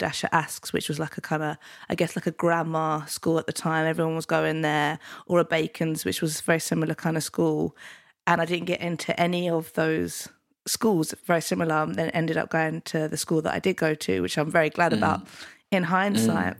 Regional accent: London, United Kingdom; also born or lived in Penge, London; So I started off in Deptford and New Cross, and then moved to Penge by the station

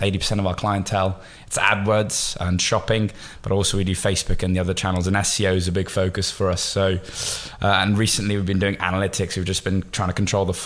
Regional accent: Bristol, South West England, United Kingdom; moved away as an adult; also born or lived in New York / Miami; I'm born and raised in Bristol

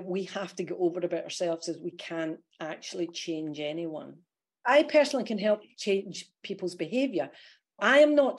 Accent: Scotland, United Kingdom; accent: Scottish; now in Australia; They may hear that my Aussie accent is really good, but there's a Scottishness comes through.

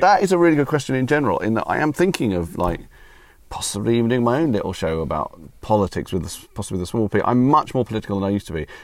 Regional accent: United Kingdom; also born or lived in United States; I'm a British citizen. I've lived my whole life here, apart from being born in America

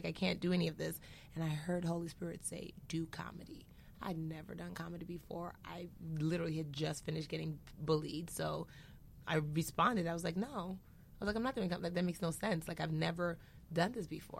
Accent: Nigeria; I'm Nigerian.

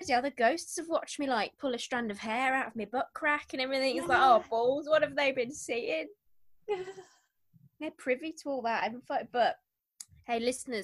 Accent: United Kingdom; We're British.

